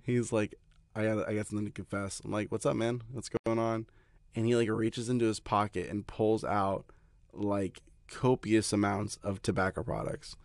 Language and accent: English; Satellite Beach, Florida, United States; moved away as an adult; also born or lived in Atlanta / Haiti; I'm from the Melbourne, Florida area. I grew up, uh, like, on Satellite Beach.